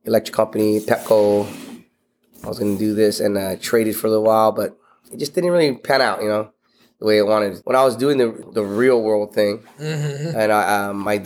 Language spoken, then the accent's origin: English; Honolulu, Hawaii, United States; also born or lived in Pennsylvania; now in Maryland, United States; I grew up in Honolulu, Hawaii